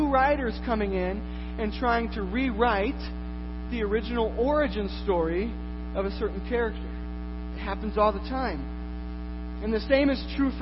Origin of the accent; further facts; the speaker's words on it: Iowa, United States; I am from Iowa